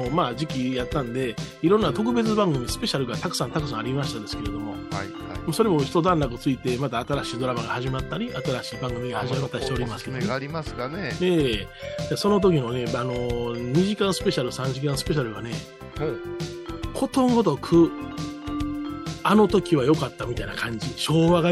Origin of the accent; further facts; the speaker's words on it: Osaka, Japan; 大阪生まれ大阪育ちなんですけれど